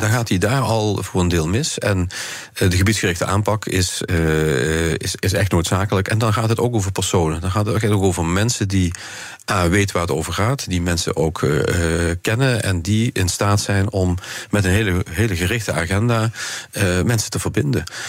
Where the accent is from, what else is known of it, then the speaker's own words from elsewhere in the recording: Maastricht, Limburg, Netherlands; bij ons in Maastricht